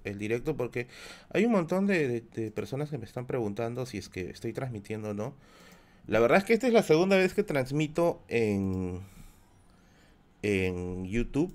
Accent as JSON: {"language": "Spanish", "region": "Tacna", "country": "Peru", "tie": "born or raised there", "also_born_or_lived": "Villa El Salvador, Lima, Peru", "moved": "yes", "said": "mi tierra, mi tierra, Tacna es mi tierra. Tacna es la tierra en la cual yo, yo nací"}